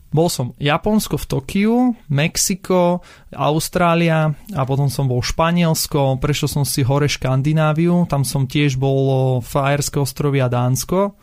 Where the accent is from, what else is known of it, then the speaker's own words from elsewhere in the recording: Bratislava, Bratislava Region, Slovakia; also born or lived in Kysucké Nové Mesto; Ja som rodený Bratislavčan